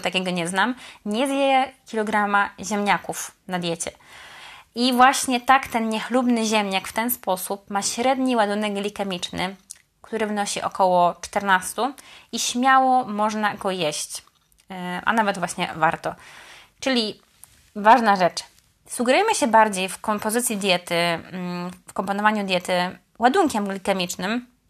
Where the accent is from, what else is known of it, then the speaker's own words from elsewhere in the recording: Poznań, Greater Poland, Poland; mówię to jako poznanianka